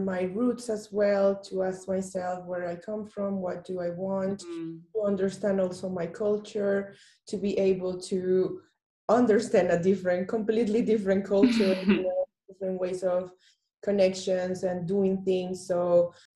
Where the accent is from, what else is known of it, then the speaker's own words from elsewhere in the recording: Bogotá, Colombia; moved away as an adult; now in Berlin, Germany; I come from Colombia, from Bogota, from Latin.